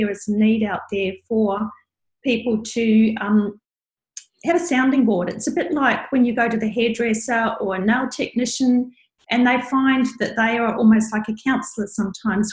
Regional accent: New Zealand; now in Brisbane, Australia; I'm from New Zealand.

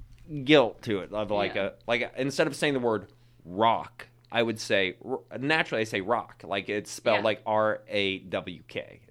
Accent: Missouri, United States; accent: Missouri; also born or lived in New York; now in Chicago, United States; I'm originally from Missouri.

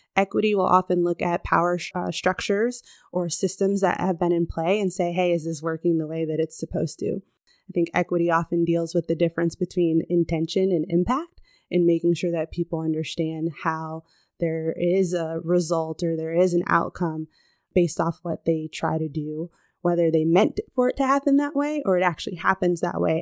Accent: Chicago, Illinois, United States; moved away as an adult; also born or lived in Southern California; So I was born on the West Coast, Southern California girl, but I grew up in the Midwest, Chicago, right here

